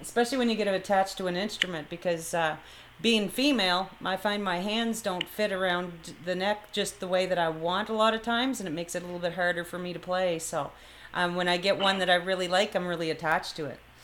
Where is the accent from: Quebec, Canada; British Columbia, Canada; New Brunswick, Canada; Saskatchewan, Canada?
New Brunswick, Canada; Fredericton; moved away as an adult; now in Brampton, Canada; Fredericton, New Brunswick, because that's where I'm originally from